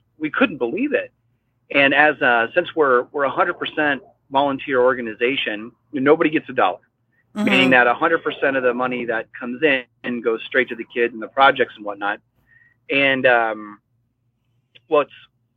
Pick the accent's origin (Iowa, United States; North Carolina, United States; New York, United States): Iowa, United States; moved away as an adult; now in San Juan Islands, United States; I grew up in Iowa, where, you know, a lot of obviously Midwest folks out there